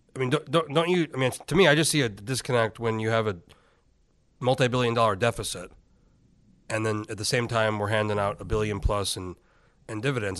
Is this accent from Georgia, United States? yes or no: no; Alaska, United States; I'm from Alaska